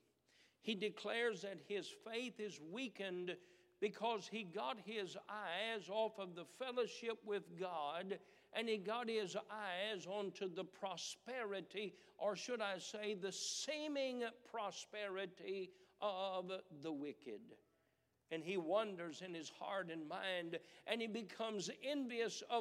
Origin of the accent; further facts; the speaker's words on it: United States; as Americans